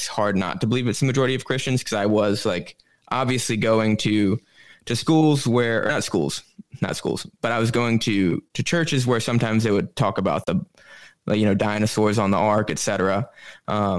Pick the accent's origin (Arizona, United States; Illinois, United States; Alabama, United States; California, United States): Alabama, United States; moved away as an adult; also born or lived in Bronx, New York City; now in New York City, United States; I grew up in Alabama, so the middle of the Bible Belt